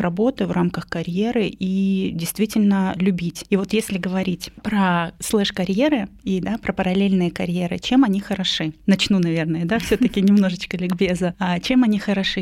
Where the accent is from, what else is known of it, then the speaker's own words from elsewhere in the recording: a small town in Irkutsk Oblast, Russia; moved away as an adult; now in Moscow, Russia; я не москвичка, я приехала из маленького города города, из Иркутской области.